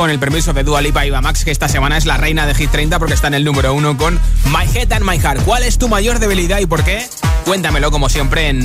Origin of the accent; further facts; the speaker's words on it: Valencia, Valencian Community, Spain; soy … de Valencia.